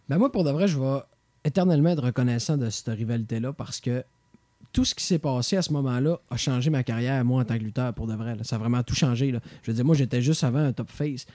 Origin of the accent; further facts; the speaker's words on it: Quebec, Canada; en tant que Québécois.